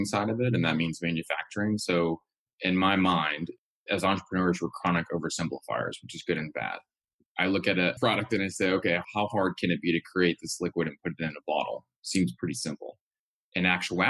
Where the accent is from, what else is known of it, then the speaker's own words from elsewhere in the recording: Louisiana, United States; moved away; my home state of Louisiana